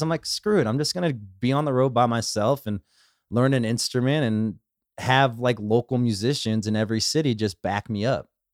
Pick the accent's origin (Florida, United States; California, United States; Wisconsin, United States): California, United States; Los Angeles; I grew up in the valley, I grew up in West Hills